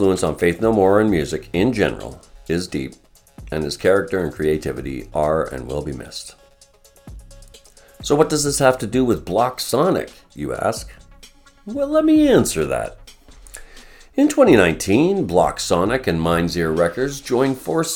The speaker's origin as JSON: {"language": "English", "town": "Vancouver", "region": "British Columbia", "country": "Canada", "tie": "born or raised there", "said": "I was born and raised in Vancouver, British Columbia"}